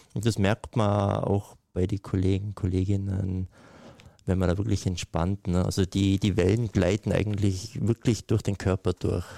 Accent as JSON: {"language": "German", "area": "Kleinwalsertal", "region": "Vorarlberg", "country": "Austria", "tie": "born or raised there", "said": "Ich bin ja in den Alpen aufgewachsen. Ne? Ich bin irgendwie auf äh, im Kleinwalsertal, liegt auf 1100 Meter"}